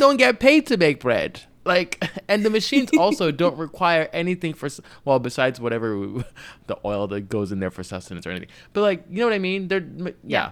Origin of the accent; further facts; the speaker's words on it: Nigeria; I'm Nigerian